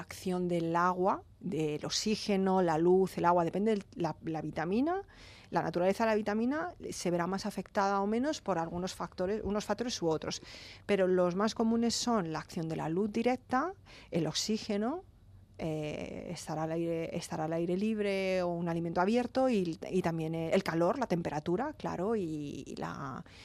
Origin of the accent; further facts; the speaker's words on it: Alicante, Valencian Community, Spain; yo que soy de Alicante